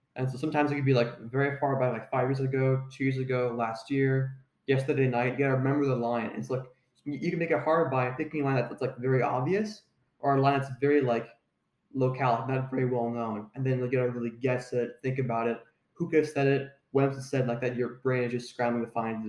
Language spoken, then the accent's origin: English; Ontario, Canada; I went to a school called Saint Marguerite Bourgeois when I was in, uh, grade three to grade six in Ontario.